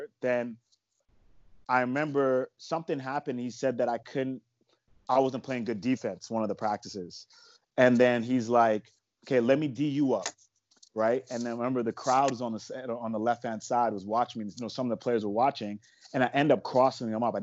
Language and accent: English; Canada; I'm from Canada